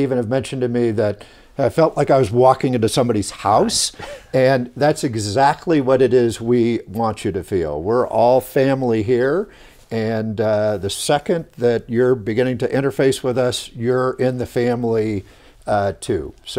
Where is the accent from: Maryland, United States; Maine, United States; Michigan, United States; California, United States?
California, United States; Hawthorne; Yeah, so born and raised in the LA area in Southern California, in the city of Hawthorne. That's home of … and SpaceX and a lot of aerospace work there.